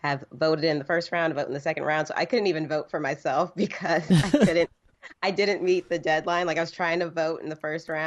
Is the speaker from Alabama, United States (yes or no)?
no; San Antonio, Texas, United States; now in Dallas-Fort Worth, United States; I'm originally from San Antonio